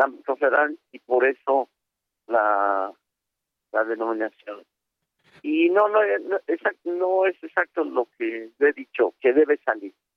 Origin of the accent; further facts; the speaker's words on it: State of Mexico, Mexico; yo estoy en el Estado de México, yo nací